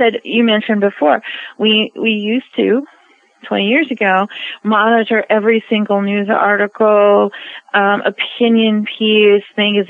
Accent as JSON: {"language": "English", "country": "United States", "said": "I'm an American"}